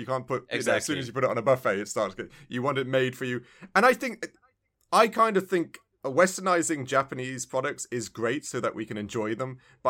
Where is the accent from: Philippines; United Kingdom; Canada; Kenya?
United Kingdom; England; I think it must have a way how I view things because I was brought up in England.